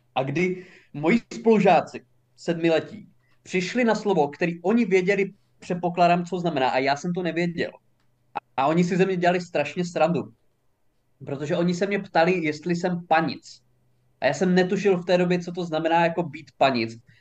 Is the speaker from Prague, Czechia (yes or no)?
no; Haná, Olomouc Region, Czechia; jsem žil na Hané a narodil jsem se tam